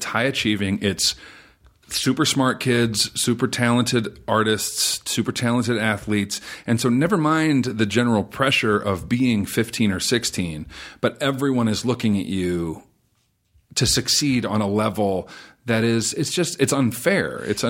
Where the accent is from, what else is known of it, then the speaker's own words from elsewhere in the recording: Sacramento, California, United States; I'm from Sacramento. I went home for a couple of days to talk to the students at my old high school.